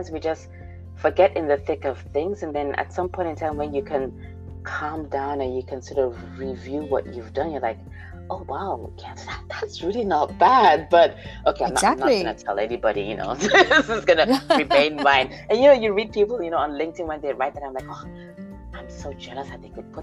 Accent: Nigeria; also born or lived in United States / Austria; now in Germany; I was born in the U.S. Grew up in Nigeria.

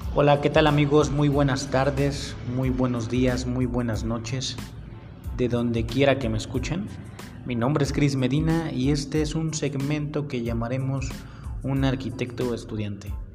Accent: Mexico City, Mexico; nací en la Ciudad de México

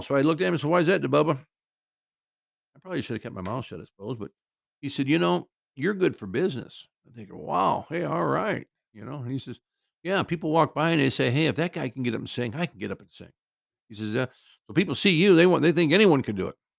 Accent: Cedar Rapids, Iowa, United States; now in Southern California, United States; My hometown of Cedar Rapids, Iowa

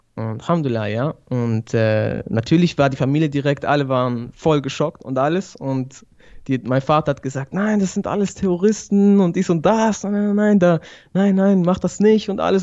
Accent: Switzerland; also born or lived in Sicily (father's origin) / Bari (mother's origin); ich komme aus der Schweiz, wohne in Basel.

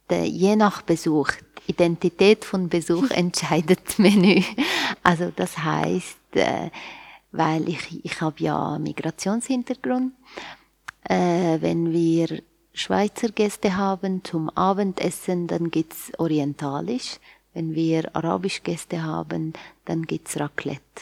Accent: Aleppo, Aleppo Governorate, Syria; moved away as an adult; now in Switzerland; Ich komme ursprünglich aus Aleppo. Jetzt ist Aleppo bekannt. Hm. Man muss nicht so viel erklären. Bin dort geboren und aufgewachsen und äh, mit 19 Jahren alt bin ich hierher gekommen und jetzt bin ich da schon seit 20 Jahren.

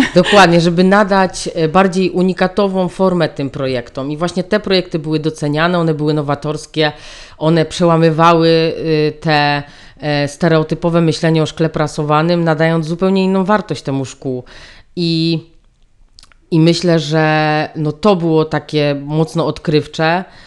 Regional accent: Dąbrowa Górnicza, Silesian Voivodeship, Poland; Ja w ogóle pochodzę z Ząbkowic, tych Ząbkowic z tej Dąbrowy Górniczej, od tej huty szkła

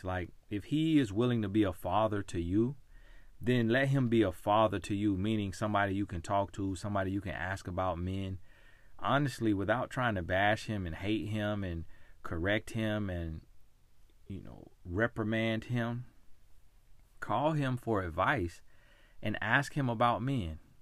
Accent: United States; my story of being American, born in America

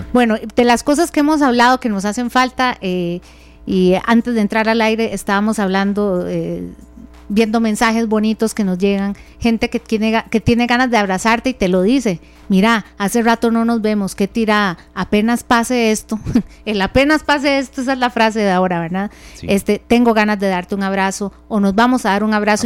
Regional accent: Central Valley, Costa Rica; somos nosotros los del Valle Central

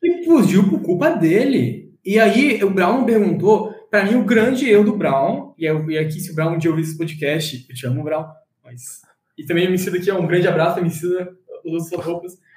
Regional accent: Florianópolis, Santa Catarina, Brazil; also born or lived in São José; nasci em Floripa, nasci natural de ah. lá, e a minha mãe é de Santos, meu pai é de Floripa mesmo. Eu cresci em Floripa até meus, alguma idade, 14 anos, depois eu morei em São José.

